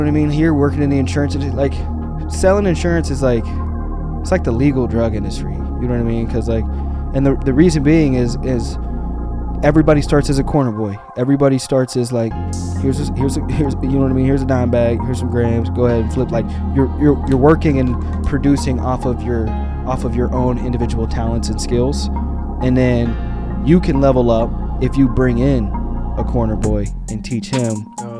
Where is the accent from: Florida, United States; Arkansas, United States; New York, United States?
Arkansas, United States; also born or lived in Pennsylvania; So, I mean, probably not too many places, but between Arkansas and Pennsylvania, I was back and forth between two different locations.